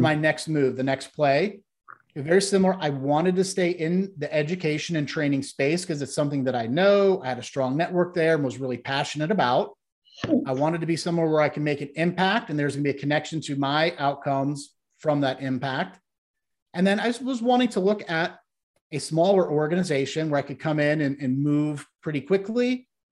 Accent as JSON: {"language": "English", "region": "Ohio", "country": "United States", "tie": "born or raised there", "said": "the area I grew up in in Ohio was once dominated by the steel and the auto industry"}